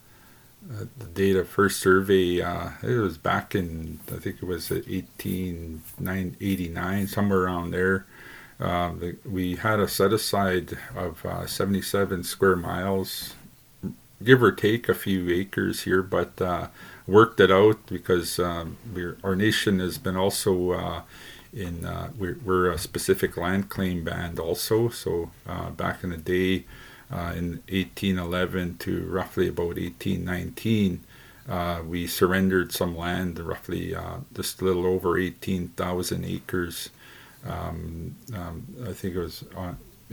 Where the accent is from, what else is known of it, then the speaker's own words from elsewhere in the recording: Mistawasis, Saskatchewan, Canada; where I come from Mistawasis